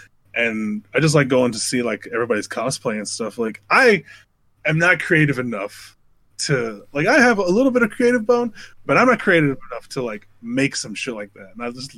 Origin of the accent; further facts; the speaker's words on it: Texas, United States; I'm from Texas